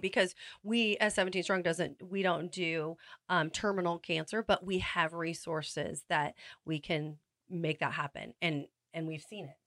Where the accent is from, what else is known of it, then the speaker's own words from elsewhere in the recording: Salinas, California, United States; also born or lived in Santa Maria; I was born and raised in Salinas